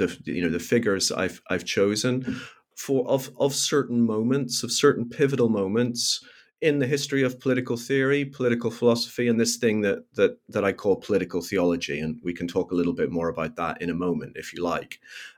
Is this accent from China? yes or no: no; Northern Ireland, United Kingdom; even as a very young child growing up in Northern Ireland